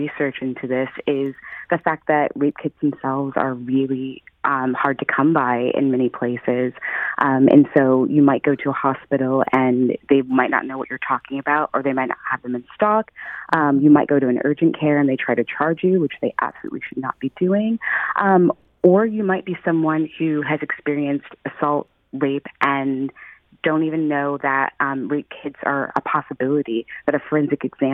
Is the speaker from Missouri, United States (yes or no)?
yes; St. Louis, Missouri, United States; now in Philadelphia, United States; I'm originally from St. Louis. I grew up there.